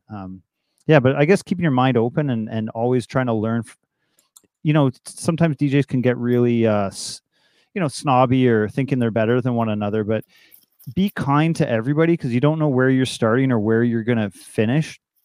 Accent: Toronto, Ontario, Canada; also born or lived in Ottawa; born in Toronto in seventy-five and grew up all around Toronto

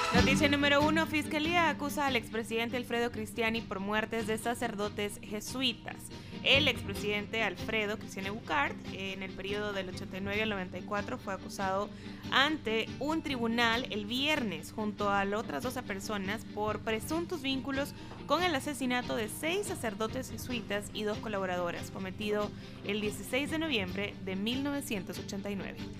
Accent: El Salvador; Nuestro país

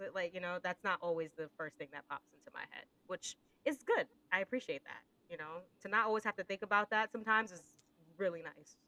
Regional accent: Northeast, United States; moved away as an adult; now in United Kingdom; being an American working in the UK, I'm very conscious of how I speak sometimes. I think being from the Northeast

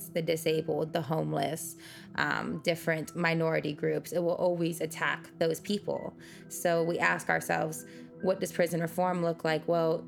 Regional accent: United States

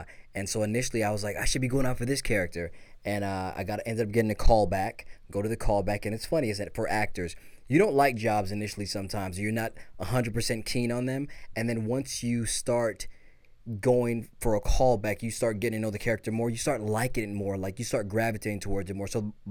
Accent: Belize; now in Los Angeles, United States; I was born in Belize

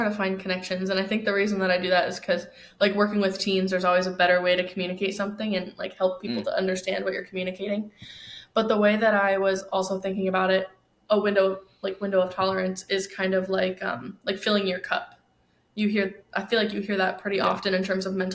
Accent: New York, United States; now in Arizona, United States; I'm from New York also

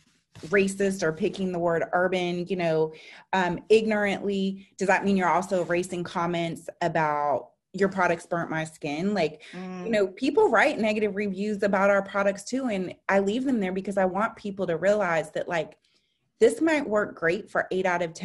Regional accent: San Francisco, California, United States; I grew up in San Francisco.

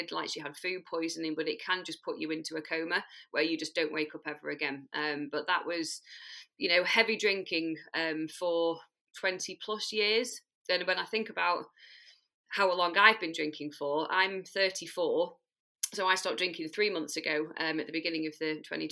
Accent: Manchester, North West England, United Kingdom; I'm from South Manchester in the UK

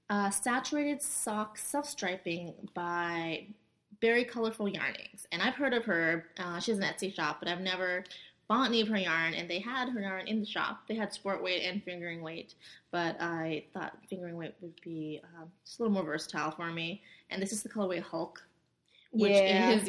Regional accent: New Jersey, United States; I am from New Jersey.

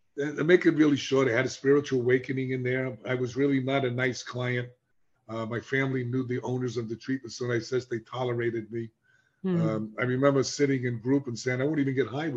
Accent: New York, United States; accent: New York; I was embarrassed the way I spoke because I sound like I come from New York, even though I come from New York

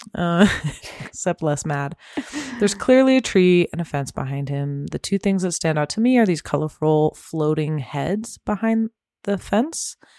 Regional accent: Temecula, California, United States; I grew up in Temecula

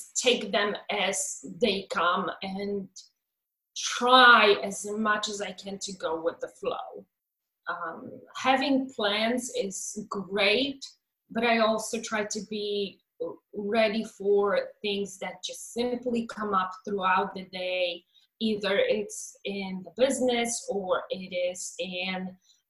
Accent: Poland; moved away as an adult; now in United States; I was born in Poland in 1979, and I came to the United States in 2001.

